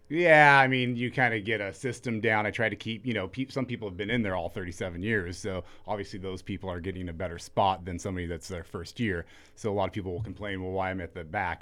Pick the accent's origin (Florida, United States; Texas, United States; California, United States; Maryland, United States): California, United States; Ventura; growing up in Ventura